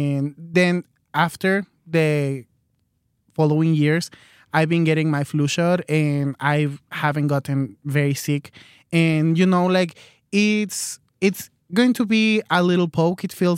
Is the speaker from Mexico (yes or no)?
yes; Mexico; now in United States; but I'm here in the United States. I'm originally from Mexico, and med school is just too expensive here in the United States.